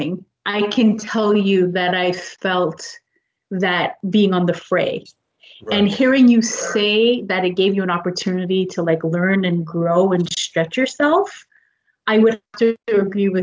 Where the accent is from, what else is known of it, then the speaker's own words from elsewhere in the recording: Quebec, Canada; being born and raised in Quebec